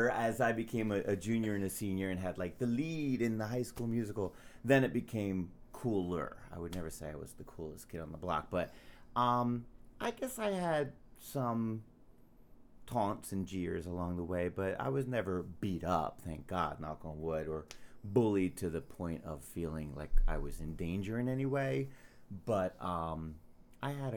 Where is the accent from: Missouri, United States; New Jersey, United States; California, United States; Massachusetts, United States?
New Jersey, United States; Trenton; moved away as an adult; also born or lived in New York City; now in Las Vegas, United States; I am from Trenton, New Jersey, born and raised